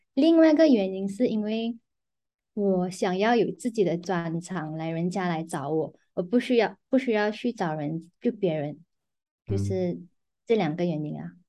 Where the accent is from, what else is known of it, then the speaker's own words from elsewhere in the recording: Penang, Malaysia; now in Petaling Jaya, Malaysia; 我是槟城人嘛，可是我现在currently在新加坡做工